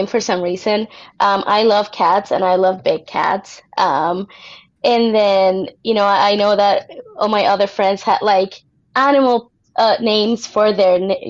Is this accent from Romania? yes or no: no; Puerto Rico; moved away as an adult; also born or lived in Indiana, United States; now in Las Vegas, United States; I was born in Puerto Rico, so I'm from there, and I was actually raised there as well